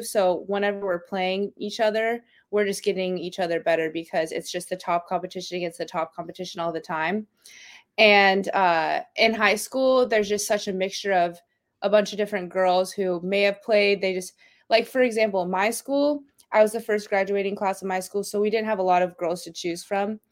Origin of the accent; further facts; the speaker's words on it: Gilbert, Arizona, United States; moved away as an adult; also born or lived in Eastern New Mexico; now in La Mirada, United States; I'm actually from Gilbert, Arizona